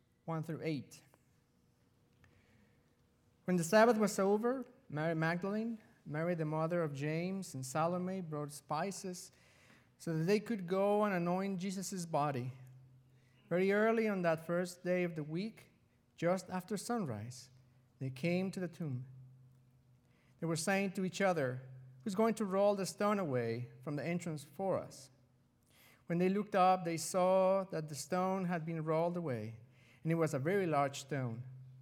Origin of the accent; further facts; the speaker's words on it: Mexico; moved away; I was raised in Mexico